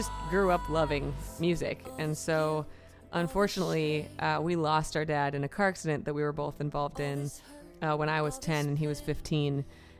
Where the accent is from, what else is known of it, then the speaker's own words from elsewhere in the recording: Minnesota, United States; moved away; also born or lived in Philadelphia, Pennsylvania / Boston, Massachusetts; I was born in Philly, yeah, but so. I kind of claim Minnesota